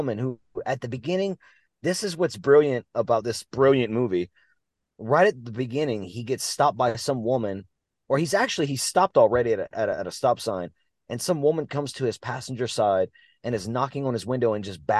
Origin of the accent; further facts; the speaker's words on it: Louisiana, United States; We're from Louisiana, dude. We only know two languages